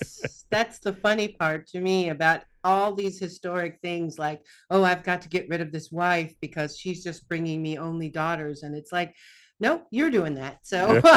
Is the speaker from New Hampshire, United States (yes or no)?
no; Cincinnati, Ohio, United States; moved away as an adult; I was born in Cincinnati, Ohio, which is a medium-sized city in Ohio, southern Ohio. It's on the border of Kentucky.